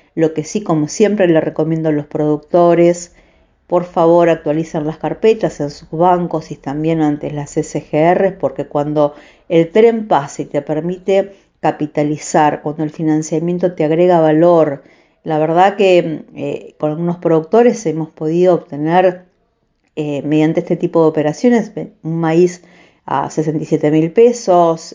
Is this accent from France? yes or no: no; Santa Fe, Argentina; born or raised there